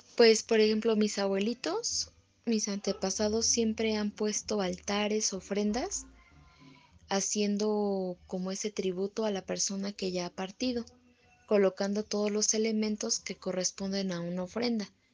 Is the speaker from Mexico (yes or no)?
yes; Mexico; para nosotros como los mexicanos